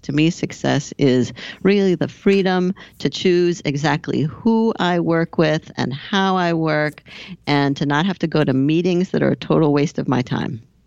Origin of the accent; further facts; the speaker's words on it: Southern California, United States; moved away; also born or lived in Boston / Hoboken, New Jersey / Paris; I grew up in Southern California